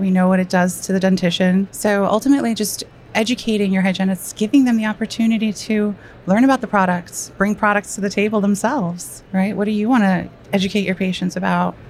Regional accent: New York, United States; I am a New Yorker

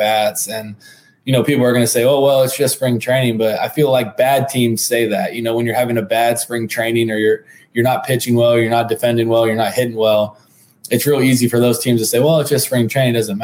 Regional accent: San Diego, California, United States; growing up in San Diego, obviously all the military ties

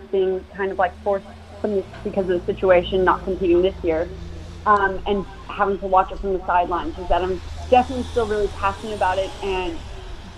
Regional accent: San Clemente, California, United States; moved away as an adult; now in Gold Coast, Australia; I grew up in San Clemente, California, which is just about an hour south of LA.

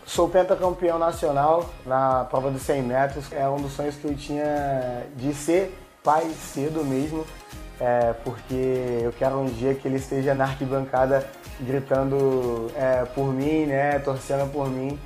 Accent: Santo André, São Paulo, Brazil; nasci em Santo André, é, São Paulo

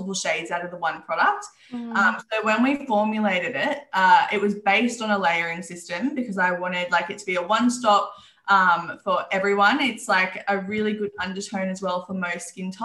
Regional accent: Newcastle, New South Wales, Australia; I grew up in Newcastle. I'm still here

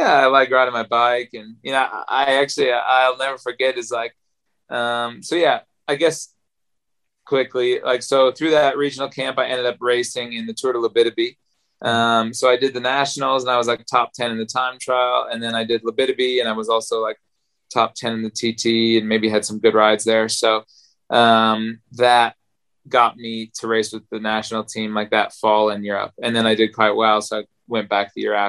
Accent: Traverse City, Michigan, United States; I'm from Traverse City, Michigan

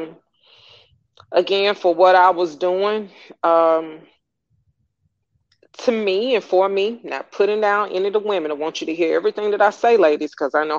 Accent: Atlanta, Georgia, United States; I'm from Atlanta, I'm a native

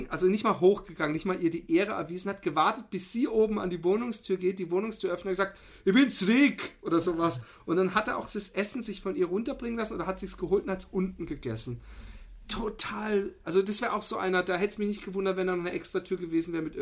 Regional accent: Austria; kann man sich die Stimmung als Österreicher nur noch mehr vermiesen

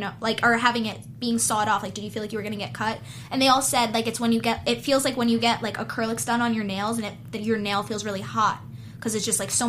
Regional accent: New Jersey, United States; I grew up in Jersey, so I spent a lot of time in New York City, like working, like when I was modeling.

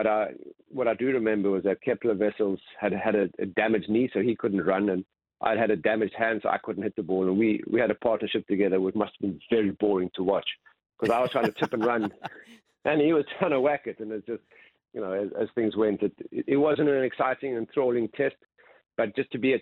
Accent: South Africa; I'm South African

